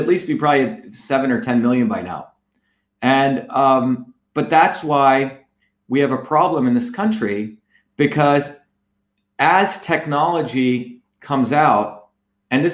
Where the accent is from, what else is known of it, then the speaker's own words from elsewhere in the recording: New Jersey, United States; also born or lived in India / Massachusetts; I grew up in New Jersey